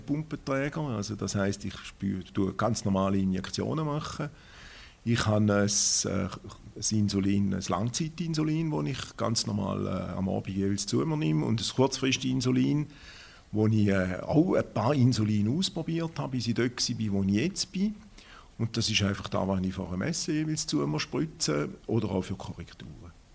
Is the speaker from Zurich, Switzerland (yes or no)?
no; Schaffhausen, Switzerland; Ich bin aus Schaffhausen, bin ein Urschaffhauser